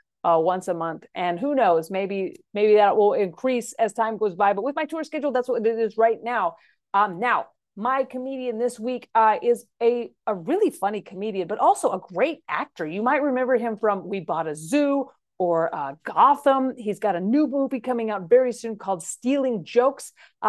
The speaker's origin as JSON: {"language": "English", "region": "Texas", "country": "United States", "tie": "born or raised there", "said": "I grew up in Texas as well, and that's definitely the heart of the Bible Belt."}